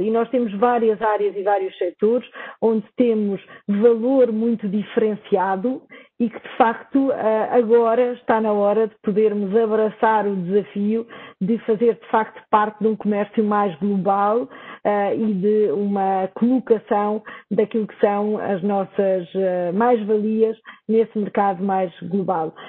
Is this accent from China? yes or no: no; Portugal